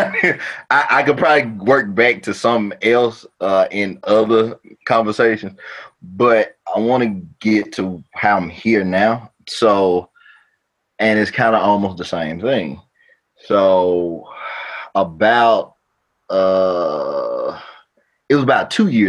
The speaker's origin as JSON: {"language": "English", "town": "New Orleans", "region": "Louisiana", "country": "United States", "tie": "born or raised there", "also_born_or_lived": "Baton Rouge, Louisiana / Jackson", "moved": "as an adult", "said": "I'm from Louisiana, born in Baton Rouge. We stayed in New Orleans"}